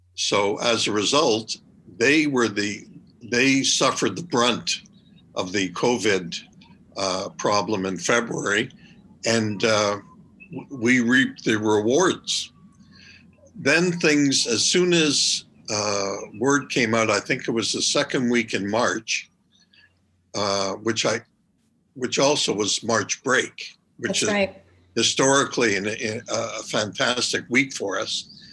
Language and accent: English; Montreal, Quebec, Canada; moved away as an adult; also born or lived in New York / Toronto; I'm originally from Montreal